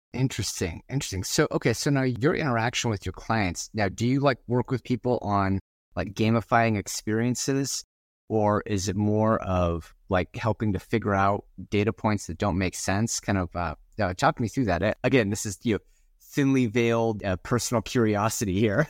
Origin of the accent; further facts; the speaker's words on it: Gresham, Oregon, United States; I live in the Pacific Northwest, and I grew up in Gresham, which is right next to Hood River